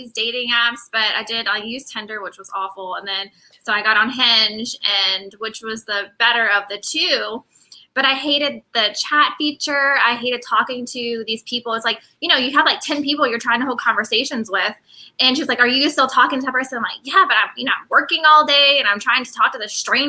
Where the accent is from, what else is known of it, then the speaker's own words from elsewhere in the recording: New Orleans, Louisiana, United States; We're both from New Orleans, and that's where we're at.